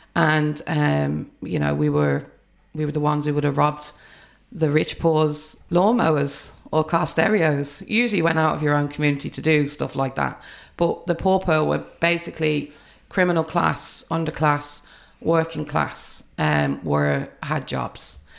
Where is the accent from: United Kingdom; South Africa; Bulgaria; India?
United Kingdom; England; now in Ireland; I grew up in the U K, but I'm Irish family